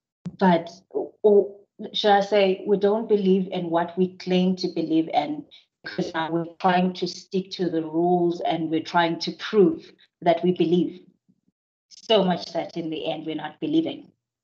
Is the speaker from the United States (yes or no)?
no; Zimbabwe; now in South Africa; Whenever I go back to Zim, even now, it's hard for me to come back to SA. I cry because that's home for me.